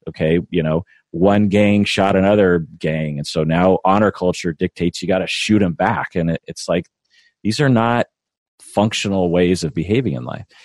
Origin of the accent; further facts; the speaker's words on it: Washington, United States; I feel very Washingtonian and very American